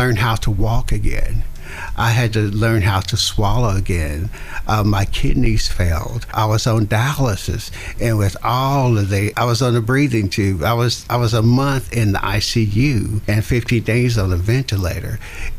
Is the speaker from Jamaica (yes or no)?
no; father's radio show in Greenville, Tennessee, the South, United States; I grew up in the Jim Crow South